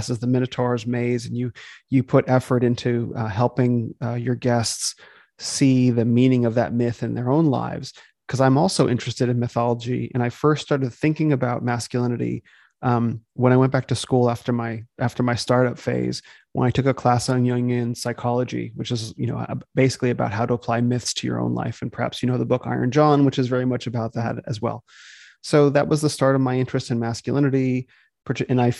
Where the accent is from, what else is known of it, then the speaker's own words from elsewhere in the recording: Phoenix, Arizona, United States; So I was born in Phoenix, Arizona, which is where I live now. I grew up there, spent the first 18 years of my life in Phoenix.